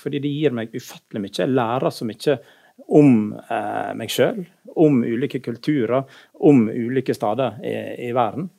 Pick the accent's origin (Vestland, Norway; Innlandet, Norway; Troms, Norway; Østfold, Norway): Vestland, Norway; Naustdal; moved away; also born or lived in Hammerfest / Bergen / Oslo; Jeg er født i Hammerfest, oppvoksen i, i Naustdal og bodde, både i Bergen her og, og i Oslo etter hvert